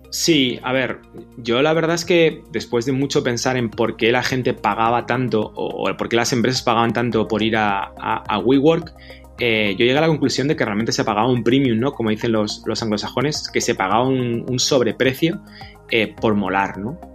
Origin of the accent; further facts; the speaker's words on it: Madrid, Community of Madrid, Spain; also born or lived in Galicia; He nacido en Madrid, Galicia, por supuesto